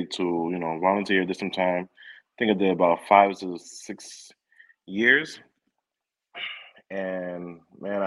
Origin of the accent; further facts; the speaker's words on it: New York City, New York, United States; born and raised in the Bronx.